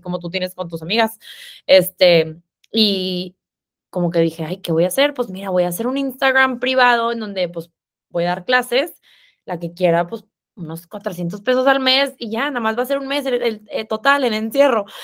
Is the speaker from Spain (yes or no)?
no; Monterrey, Nuevo León, Mexico; accent: regio, cantado; soy regia, por si no se escuchan, me acento cantado